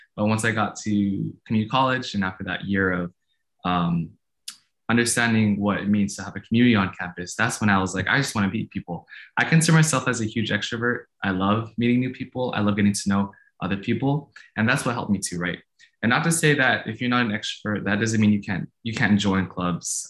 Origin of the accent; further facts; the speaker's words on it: Bay Area, California, United States; also born or lived in Philippines; I am a native of the Bay Area. I was born in the Philippines. When I was three, my family and I came to the United States, and um, we stayed in the Bay Area for all my life.